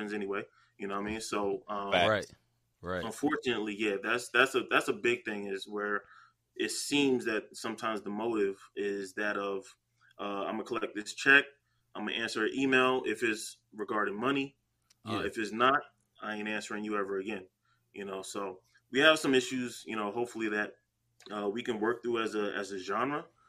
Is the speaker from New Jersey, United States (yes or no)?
yes; New Jersey, United States; I'm from Jersey, so in the Bronx